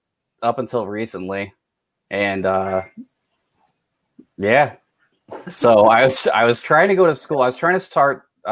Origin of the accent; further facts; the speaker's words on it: Louisiana, United States; also born or lived in Germany; now in Alaska, United States; moved up to Alaska. And I'm from Louisiana.